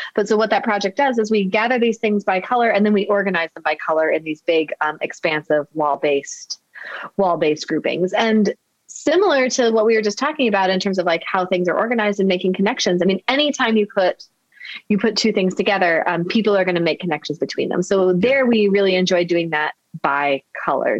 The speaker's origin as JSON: {"language": "English", "region": "Midwest", "country": "United States", "also_born_or_lived": "Florida", "moved": "as an adult", "lives_now": "Baltimore, United States", "said": "I'm a I'm a Midwesterner"}